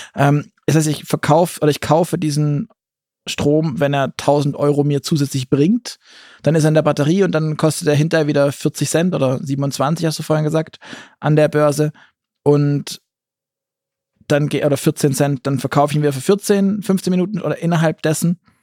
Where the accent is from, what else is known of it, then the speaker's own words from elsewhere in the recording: Southern Germany, Germany; jetzt komme ich aus dem Süden